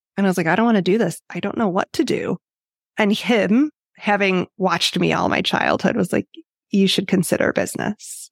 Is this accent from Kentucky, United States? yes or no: no; Illinois, United States; I grew up in Illinois